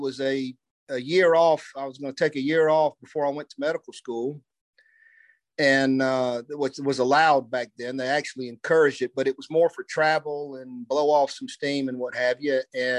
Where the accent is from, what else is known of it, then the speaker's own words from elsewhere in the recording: Gulfport, Mississippi, United States; also born or lived in New Orleans, Louisiana; now in Nashville, United States; I was born in New Orleans. I grew up in Gulfport, Mississippi.